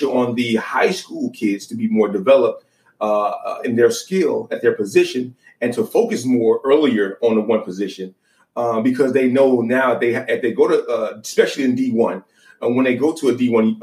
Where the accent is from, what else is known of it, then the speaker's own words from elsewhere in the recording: Baton Rouge, Louisiana, United States; moved away as an adult; now in California, United States; I'm originally from Baton Rouge, Louisiana